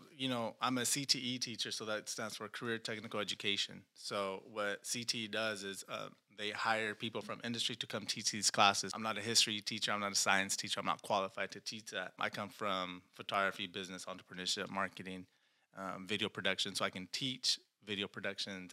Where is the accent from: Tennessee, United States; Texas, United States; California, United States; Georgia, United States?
California, United States; Reedley; Born and raised in Reedley